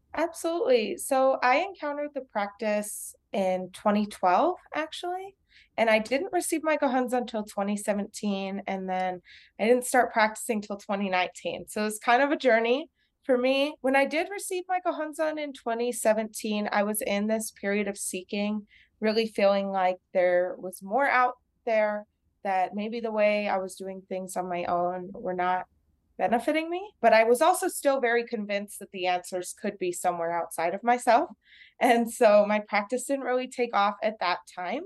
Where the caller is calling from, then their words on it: El Paso, Texas, United States; I'm calling from El Paso, Texas, and I'm a licensed vocational nurse here in El Paso